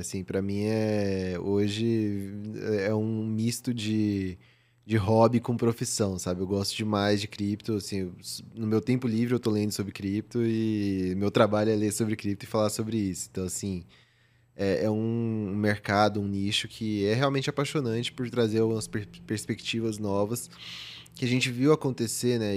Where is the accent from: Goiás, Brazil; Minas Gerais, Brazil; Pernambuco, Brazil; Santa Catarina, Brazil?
Goiás, Brazil; Goiânia; moved away as an adult; also born or lived in São Paulo; eu nasci em Goiânia, vivi lá meus 18 anos e vim para São Paulo fazer faculdade